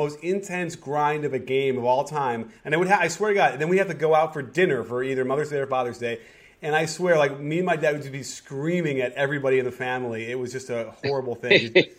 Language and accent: English; Chicago, Illinois, United States; I grew up in Chicago in, you know, 90s basketball